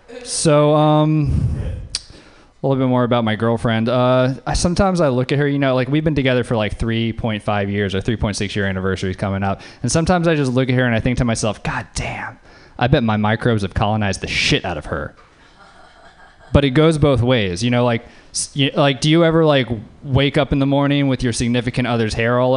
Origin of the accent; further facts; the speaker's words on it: Louisiana, United States; moved away; I'm from Louisiana.